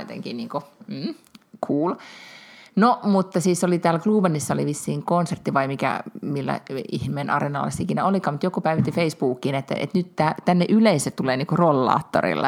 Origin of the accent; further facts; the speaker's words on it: Finland; minä olen Suomesta